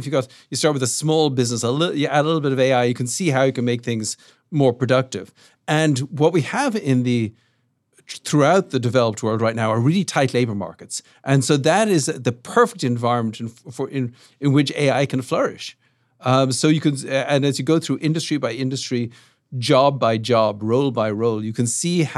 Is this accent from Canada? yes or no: no; Dublin, Leinster, Ireland; South Dublin.